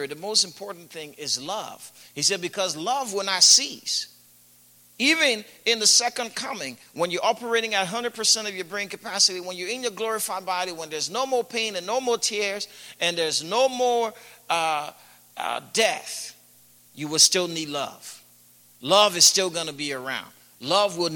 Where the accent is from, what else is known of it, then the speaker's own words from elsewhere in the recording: Liberia; growing up in Liberia when I first gave my life to Christ